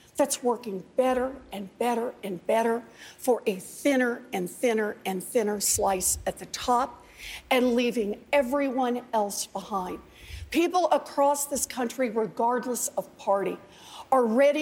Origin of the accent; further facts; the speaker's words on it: Oklahoma, United States; I grew up out in Oklahoma